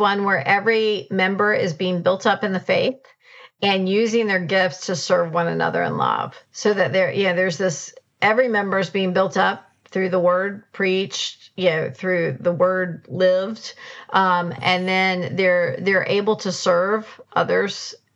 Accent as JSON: {"language": "English", "country": "United States", "said": "as an American"}